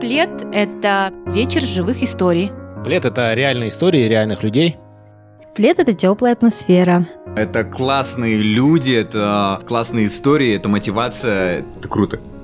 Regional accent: Almaty, Kazakhstan; я из Алматы

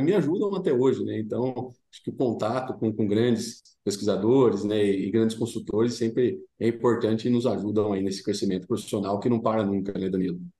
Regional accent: Dourado, São Paulo, Brazil; eu sou do interior do estado de São Paulo, né? Uma cidade pequena chamada Dourado, vizinho de Brotas

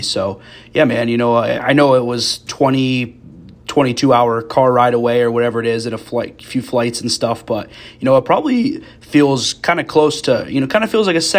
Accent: Elk County, Pennsylvania, United States; I grew up in Elk County

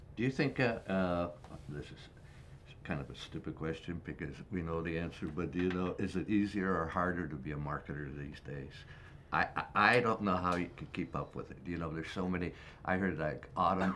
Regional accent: Toronto, Ontario, Canada; My hometown, Toronto

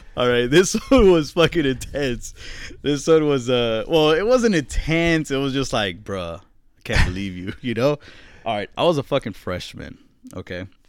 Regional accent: Boston, Massachusetts, United States; I'm from Boston

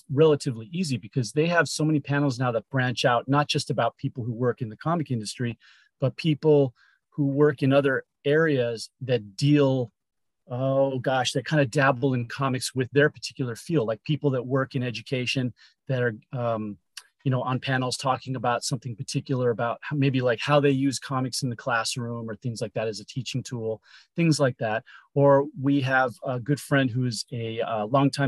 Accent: Los Angeles, California, United States; also born or lived in Chicago, Illinois; And then we moved out here to LA.

